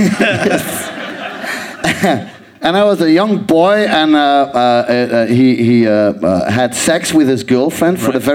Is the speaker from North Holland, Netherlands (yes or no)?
yes; Amsterdam, North Holland, Netherlands; I'm from Amsterdam